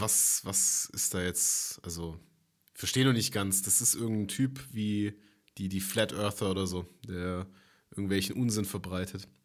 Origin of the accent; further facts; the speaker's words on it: Germany; bei uns in Deutschland